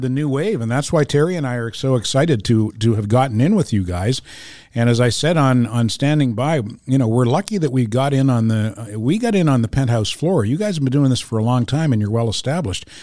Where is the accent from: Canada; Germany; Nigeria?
Canada; Fredericton, New Brunswick; now in Montreal, Canada; my exposure to French growing up in Fredericton, New Brunswick